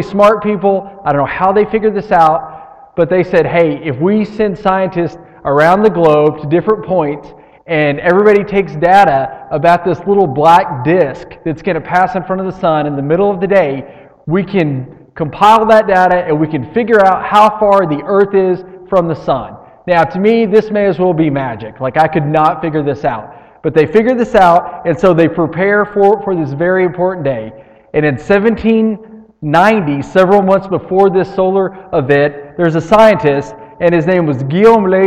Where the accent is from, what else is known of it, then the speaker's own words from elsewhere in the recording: United States; We're all from Lee County